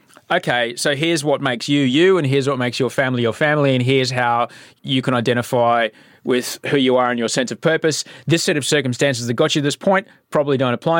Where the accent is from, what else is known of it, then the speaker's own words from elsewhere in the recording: Queensland, Australia; I grew up in Queensland